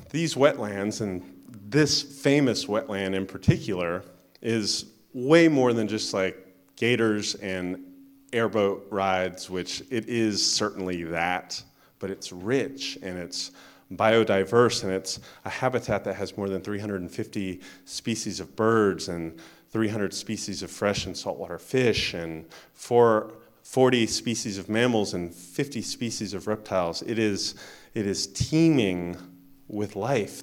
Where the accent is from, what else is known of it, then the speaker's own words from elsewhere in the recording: Florida, United States; where I grew up in Florida